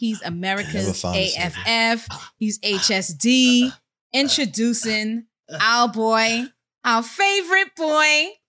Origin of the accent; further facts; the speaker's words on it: New York City, New York, United States; I'm Uptown Bronx. I hail from Co-op City, Section 5.